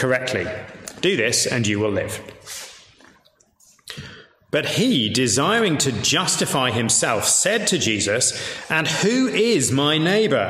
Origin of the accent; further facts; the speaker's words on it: York, Yorkshire and the Humber, United Kingdom; I'm from York, much rougher than Leeds